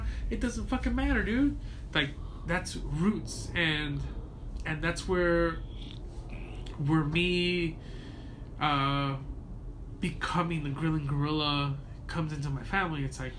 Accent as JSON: {"language": "English", "town": "Compton", "region": "California", "country": "United States", "tie": "born or raised there", "also_born_or_lived": "Sinaloa, Mexico", "lives_now": "Los Angeles, United States", "said": "My mom had to move to Mexico for a little bit. I grew up in Sinaloa. Fine. We came back. Oh, hey, we grew up in Compton. We moved to Gardena. We moved to L.A. And I currently live in the South Central."}